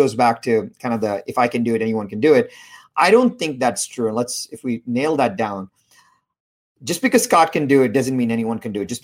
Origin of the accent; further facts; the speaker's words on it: India; I was born in India